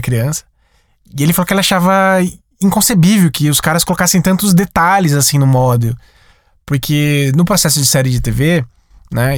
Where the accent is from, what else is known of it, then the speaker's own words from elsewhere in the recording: Sumaré, São Paulo, Brazil; Na minha cidade, eu sou de Sumaré, interior de São Paulo.